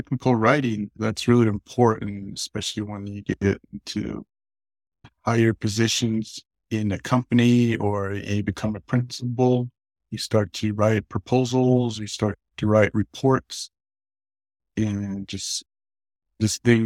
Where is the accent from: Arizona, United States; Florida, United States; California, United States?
Arizona, United States; Kayenta; I'm originally from Kienta, Arizona, near the Four Corners area. I grew up on the Navajo reservation